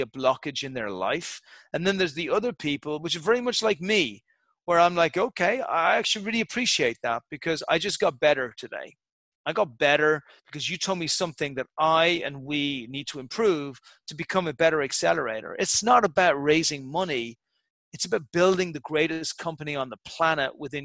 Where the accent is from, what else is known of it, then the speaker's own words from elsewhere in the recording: Ireland; I'm an Irish guy from Irish stock